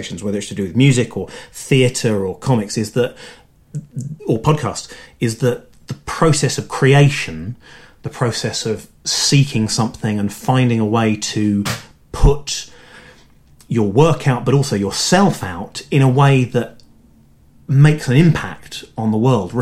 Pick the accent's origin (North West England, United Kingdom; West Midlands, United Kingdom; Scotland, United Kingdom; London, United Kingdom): London, United Kingdom; I was born in London. I grew up in around Kilburn